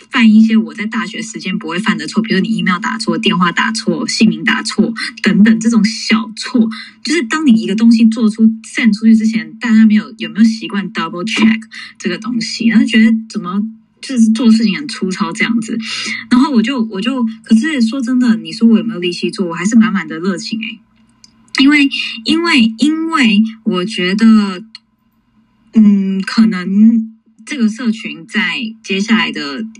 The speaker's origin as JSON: {"language": "Chinese", "town": "New York City", "region": "New York", "country": "United States", "tie": "born or raised there", "said": "我在纽约长大"}